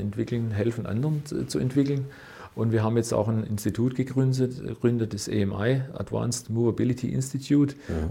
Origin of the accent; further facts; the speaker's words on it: Winnenden, Baden-Württemberg, Germany; ich bin in, in, in Winnenden ausge, aufgewachsen